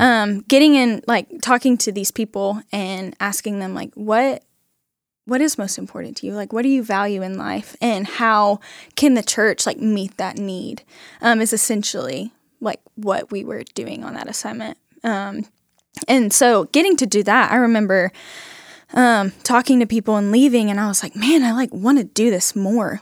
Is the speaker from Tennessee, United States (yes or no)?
no; Huffman, Texas, United States; now in Nacogdoches, United States; I'm from Huffman, Texas